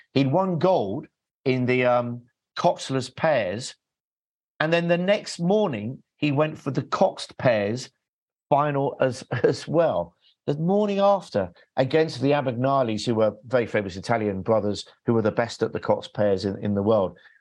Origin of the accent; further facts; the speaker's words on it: England, United Kingdom; I'm English.